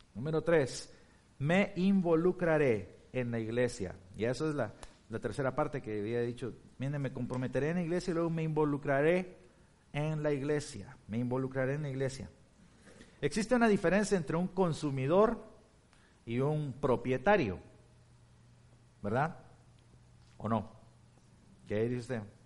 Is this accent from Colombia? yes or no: no; Guatemala; also born or lived in Turkey / Chicago; now in Blue Island, United States; en Guatemala, en mi país